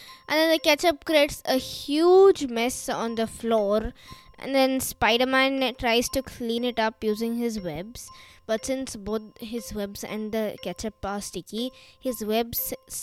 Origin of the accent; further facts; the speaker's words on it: India; I'm 11 years old and I'm also from India